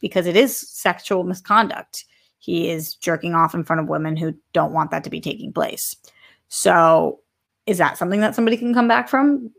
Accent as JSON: {"language": "English", "region": "Massachusetts", "country": "United States", "said": "massholes forever"}